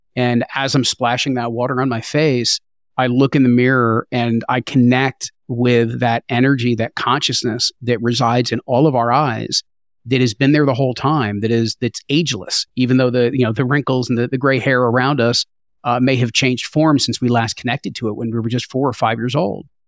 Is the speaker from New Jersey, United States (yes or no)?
yes; New Jersey, United States; I grew up in New Jersey